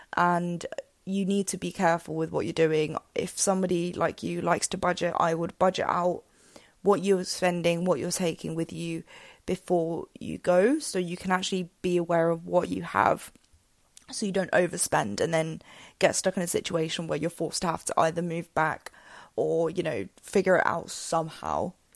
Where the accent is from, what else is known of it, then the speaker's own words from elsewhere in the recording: England, United Kingdom; moved away as an adult; now in Spain; I'd lived and grown up in England since I was two, um, and lived there for, yeah, basically all my life for about twenty-one years.